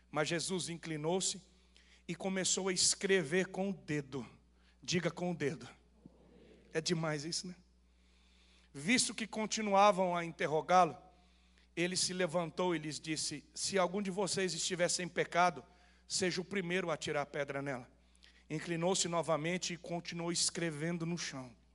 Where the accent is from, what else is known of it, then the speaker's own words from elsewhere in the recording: Rondônia, Brazil; Eu nasci em Rondônia